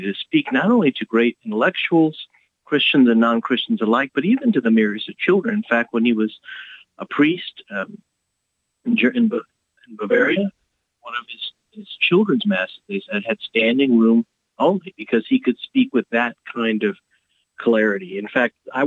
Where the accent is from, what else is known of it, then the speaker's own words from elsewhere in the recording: Houston, Texas, United States; moved away; also born or lived in Steubenville, Ohio / Mundelein, Illinois; So I'm a native Houstonian. I'm from Texas